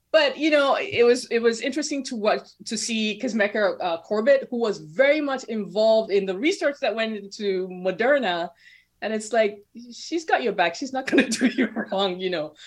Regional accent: Nigeria; moved away; growing up in Nigeria

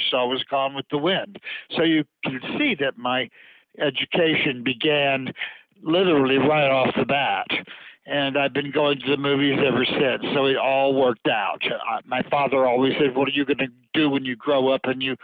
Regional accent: Louisiana, United States; now in New York, United States; growing up in Louisiana, that's the kind of food you're exposed to. And then when I came to New York

